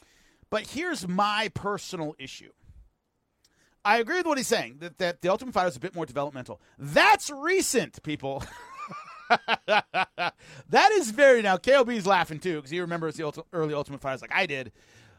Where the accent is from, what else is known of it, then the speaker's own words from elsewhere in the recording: Southern California, United States; I am from Southern California.